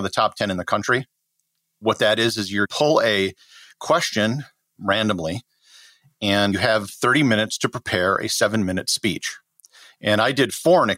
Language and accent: English; Wisconsin, United States; moved away; I grew up in Wisconsin, a very middle class, blue collar family.